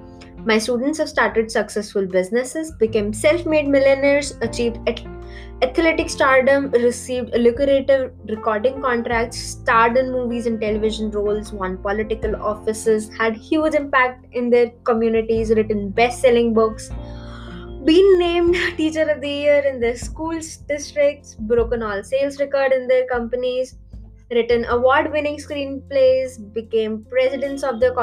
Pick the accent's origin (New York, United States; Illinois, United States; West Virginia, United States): West Virginia, United States; Wheeling; I grew up in Wheeling, West Virginia, where my dad worked in a florist shop where he made $8,000 a year.